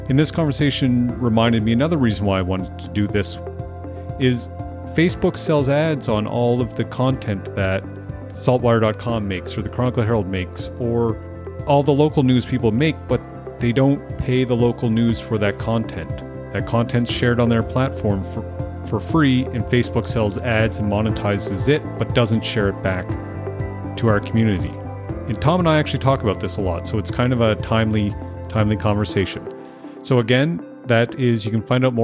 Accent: Amherst, Nova Scotia, Canada; growing up in Amherst

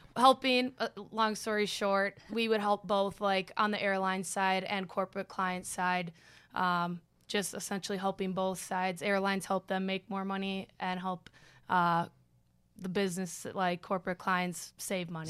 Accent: Bloomington, Minnesota, United States; moved away as an adult; now in Columbus, United States; growing up in Bloomington, best city in Minnesota

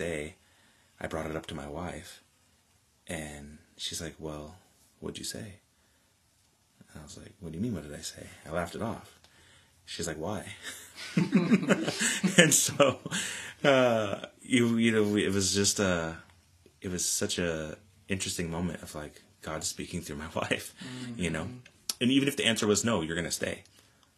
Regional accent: Newport, Oregon, United States; moved away as an adult; now in Salem, United States; back in Newport, my hometown

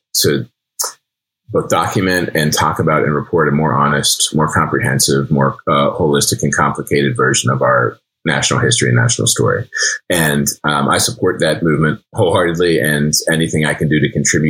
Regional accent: Penn Hills, Pennsylvania, United States; moved away; growing up in Penn Hills

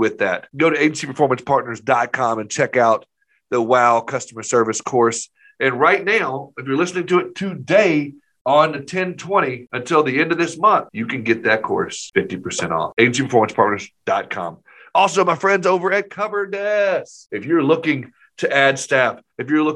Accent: Maumelle, Arkansas, United States; also born or lived in Nashville; Maumelle, the town that we live in, which is a suburb of Little Rock.

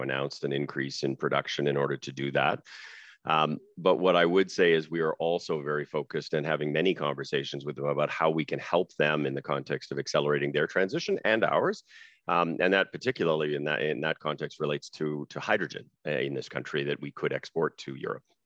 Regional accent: Saskatchewan, Canada; I grew up in Saskatchewan

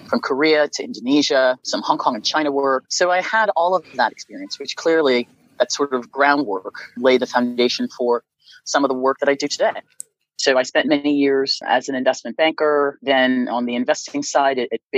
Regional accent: Nigeria; So I am a Nigerian and American and sort of have a global perspective on the impact of technology in our markets.

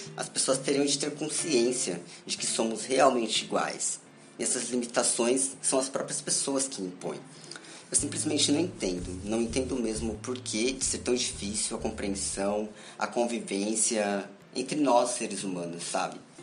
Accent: São Paulo, Brazil; sou de São Paulo, moro em São Paulo

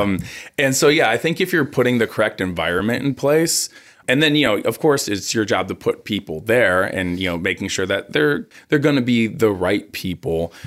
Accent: Cleveland, Ohio, United States; moved away as an adult; now in Southern California, United States; I grew up in Cleveland, Ohio.

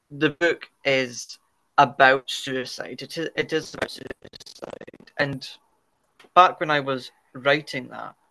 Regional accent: Dundee, Scotland, United Kingdom; I hail from, you know, the lovely green Scotland, north of England in the United Kingdom, Dundee specifically

